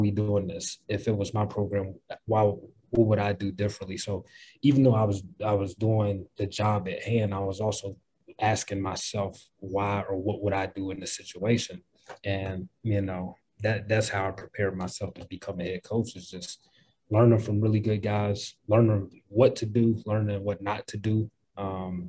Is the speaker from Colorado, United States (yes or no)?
no; Radford, Virginia, United States; born or raised there